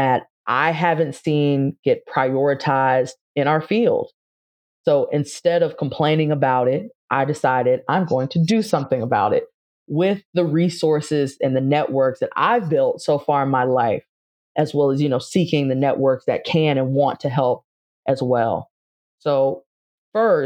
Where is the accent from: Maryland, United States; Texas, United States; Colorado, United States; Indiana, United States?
Maryland, United States; Charles County, Southern; moved away as an adult; also born or lived in Rome, Italy; I grew up in Charles County, Southern Maryland, a kind of suburban, rural area.